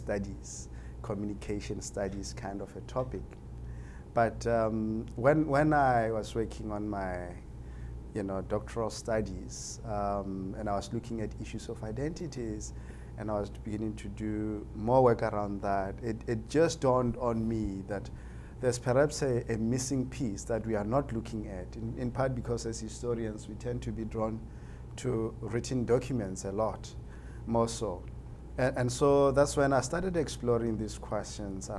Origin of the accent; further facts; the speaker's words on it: Limpopo, South Africa; I grew up in Limpopo province of South Africa. That is where I was actually born, and I went to school there.